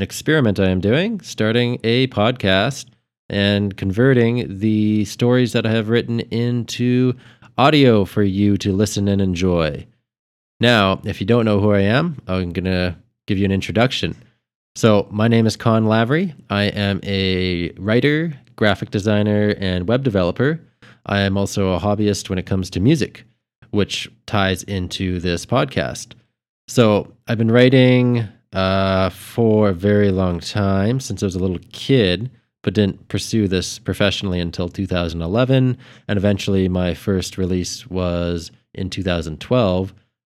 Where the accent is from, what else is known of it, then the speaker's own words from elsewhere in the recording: Edmonton, Alberta, Canada; my hometown here, Edmonton